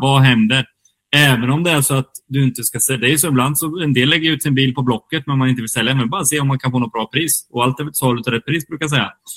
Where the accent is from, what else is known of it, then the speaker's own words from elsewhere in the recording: Kinda, Östergötland, Sweden; now in Gothenburg, Sweden; Kindasågen också, där jag kommer ifrån